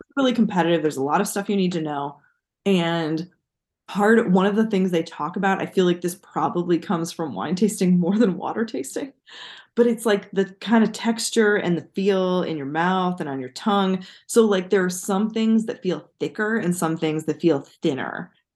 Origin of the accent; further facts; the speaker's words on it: United States; as an American